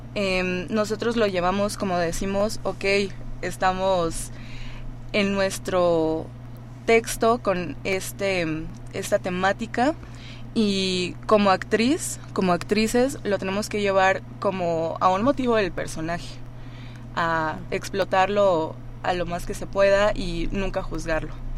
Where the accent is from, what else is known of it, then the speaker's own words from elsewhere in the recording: Mazatlán, Sinaloa, Mexico; now in Mexico City, Mexico; yo soy de Mazatlán